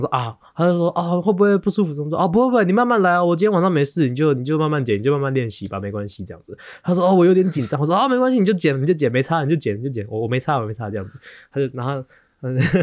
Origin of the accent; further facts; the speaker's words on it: Taiwan; accent: Taiwanese accent; now in New York, United States; 我是台湾人